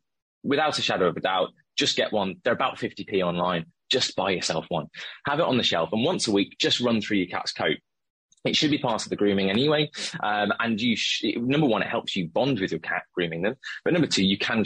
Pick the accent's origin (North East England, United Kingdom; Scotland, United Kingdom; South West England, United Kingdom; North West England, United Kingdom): South West England, United Kingdom; the Cotswolds; now in London, United Kingdom; And I'm from the Cotswolds.